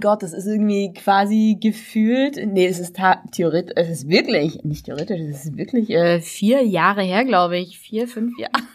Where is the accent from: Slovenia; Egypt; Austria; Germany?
Germany; Saxony; accent: Saxon; als Sachse, also nicht gebürtig, aber als Sachse